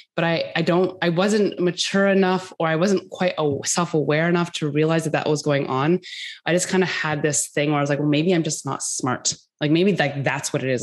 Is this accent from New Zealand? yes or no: no; Canada; also born or lived in Norris, Tennessee; I live in Canada, so I'm a I'm Canadian